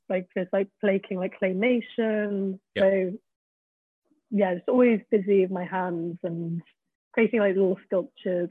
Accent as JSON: {"language": "English", "area": "Peak District", "region": "East Midlands", "country": "United Kingdom", "tie": "born or raised there", "moved": "yes", "lives_now": "London, United Kingdom", "said": "growing up in the Peak District, I hated it"}